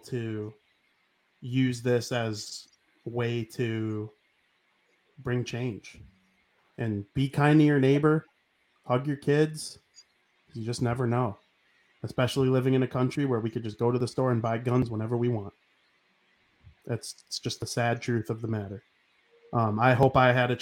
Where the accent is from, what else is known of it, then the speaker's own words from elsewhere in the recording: United States; nobody loves being an American more than me